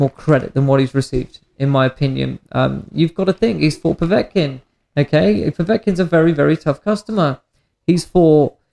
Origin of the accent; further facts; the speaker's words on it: United Kingdom; As the British skeptic in me, I, I would like to see that.